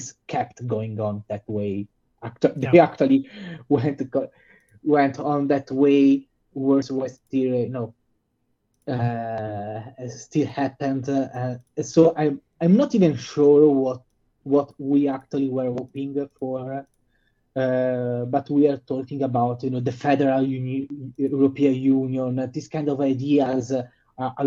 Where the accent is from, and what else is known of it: Italy; born or raised there